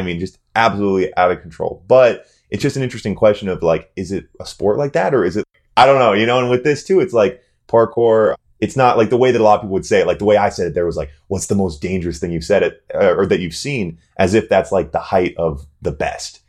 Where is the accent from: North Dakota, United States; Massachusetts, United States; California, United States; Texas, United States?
North Dakota, United States; as a young male growing up in North Dakota